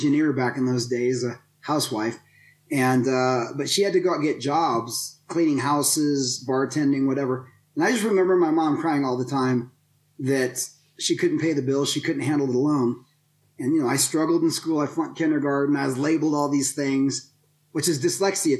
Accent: Denver, Colorado, United States; I grew up in Denver, Colorado

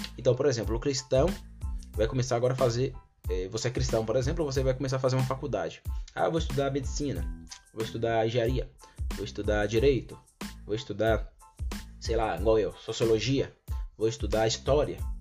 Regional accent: Brazil; first language Portuguese; eu nasci no Brasil e foi por causa da soberania de Deus que eu nasci aqui no Brasil

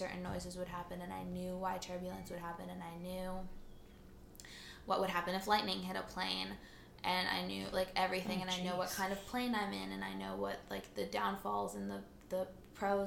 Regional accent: the Bay Area, California, United States; also born or lived in Espoo, Finland; I'm super Californian. I don't have an accent.

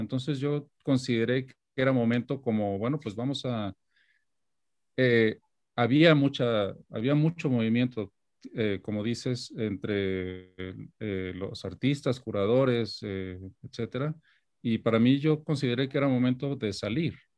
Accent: Guadalajara, Jalisco, Mexico; moved away as an adult; now in New York, United States; haber nacido y crecido en Guadalajara

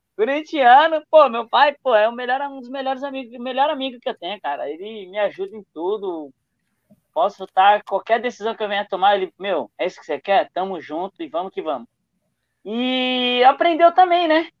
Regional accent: São Paulo, Brazil; um brasileiro da periferia de São Paulo, da Zona Leste

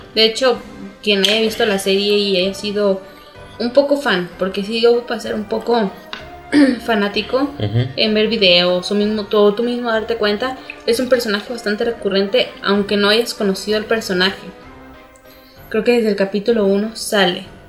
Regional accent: Mexico; los morritos de aquí de México

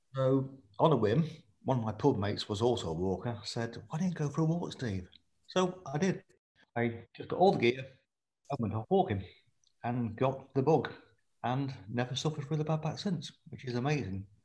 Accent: Lincolnshire, East Midlands, United Kingdom; moved away as an adult; I was born in Lincolnshire, spent my first 18 years there

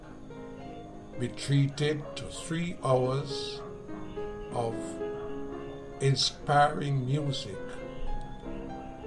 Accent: Jamaica; I'm in Jamaica, right? So I am Jamaican.

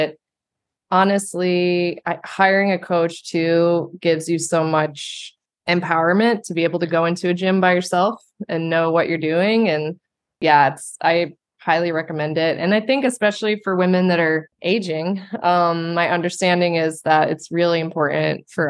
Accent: Ohio, United States; now in New York City, United States; I grew up in Ohio

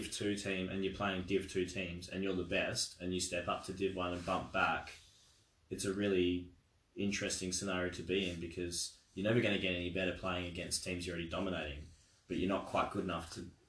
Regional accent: Australia; As an Australian

